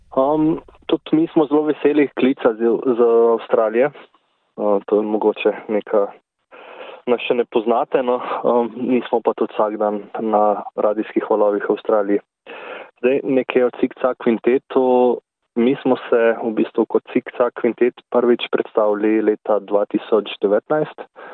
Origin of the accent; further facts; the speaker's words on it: Grosuplje, Central Slovenia, Slovenia; Jaz prihajam z Grosuplja. Tukaj sem hodil tudi v nižjo glasbeno šolo